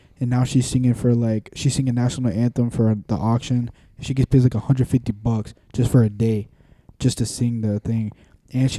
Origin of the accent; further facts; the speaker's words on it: Tampa, Florida, United States; We're all from Tampa